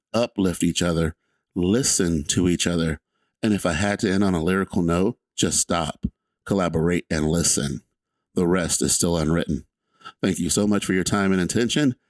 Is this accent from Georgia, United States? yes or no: yes; Atlanta, Georgia, United States; I'm just a kid from Atlanta, Georgia.